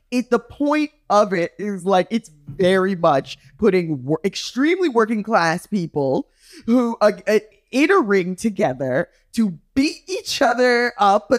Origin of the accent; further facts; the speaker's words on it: Jamaica; I'm Jamaican